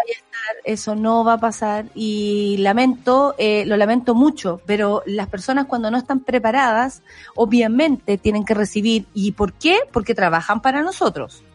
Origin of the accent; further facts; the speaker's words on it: Chile; ciudadana chilena